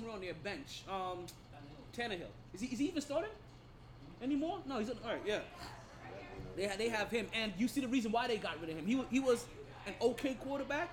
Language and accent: English; Jamaica; I'm Jamaican